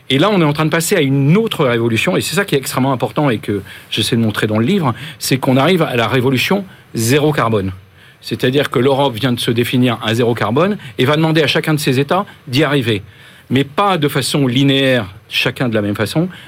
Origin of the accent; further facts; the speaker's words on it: Guadeloupe; produits euh, liés aux pesticides qu'on n'utilise pas chez nous en Guadeloupe, ça existe.